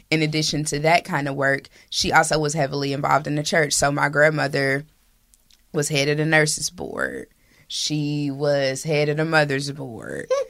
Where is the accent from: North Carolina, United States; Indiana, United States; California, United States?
Indiana, United States; Indianapolis; I was born and raised in Hallville and three generations deep in that neighborhood